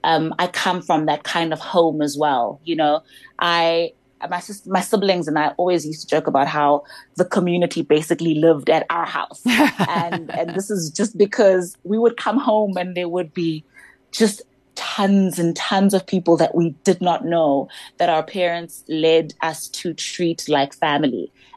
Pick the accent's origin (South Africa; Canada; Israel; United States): South Africa; King William's Town, Eastern Cape; I'm from King Williamstown, a small town in the Eastern Cape.